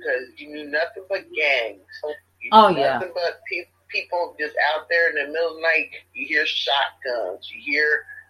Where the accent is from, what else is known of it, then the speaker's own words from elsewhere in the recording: Chicago, Illinois, United States; moved away; I come from Chicago, and Chicago is a real high crime.